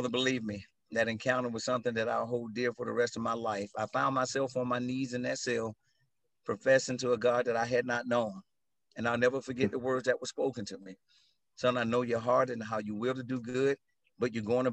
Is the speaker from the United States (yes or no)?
yes; Atlanta, Georgia, United States; I grew up in South DeKalb, right here in Atlanta